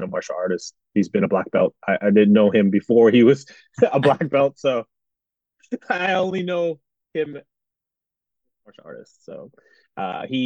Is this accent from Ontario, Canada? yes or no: no; Edmonton, Alberta, Canada; I grew up in Edmonton, Alberta, Canada